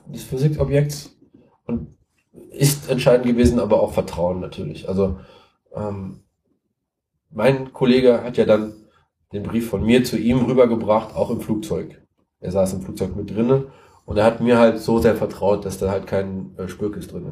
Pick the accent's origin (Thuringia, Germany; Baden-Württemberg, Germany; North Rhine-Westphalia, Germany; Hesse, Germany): North Rhine-Westphalia, Germany; Siegen; ich komme aus Siegen, ich wohne in Siegen